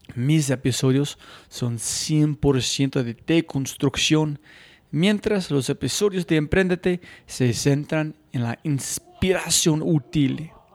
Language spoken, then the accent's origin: Spanish; United States; Spanish is a second language; moved away as an adult; also born or lived in San Francisco; now in Bogotá, Colombia; nunca he viajado fuera de los Estados Unidos en mi vida